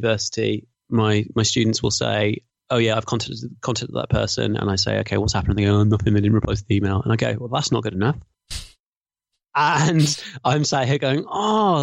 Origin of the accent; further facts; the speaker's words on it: Birmingham, West Midlands, United Kingdom; stereotypical Brummie, self-deprecating